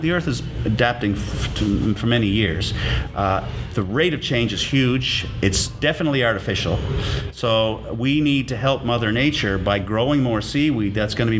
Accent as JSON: {"language": "English", "town": "St. John's", "region": "Newfoundland and Labrador", "country": "Canada", "tie": "born or raised there", "moved": "yes", "lives_now": "Sydney, Canada", "said": "Born and raised in Newfoundland"}